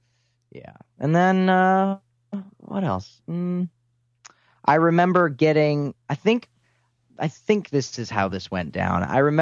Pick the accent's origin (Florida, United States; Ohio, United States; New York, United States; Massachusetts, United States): Florida, United States; I'm from Florida.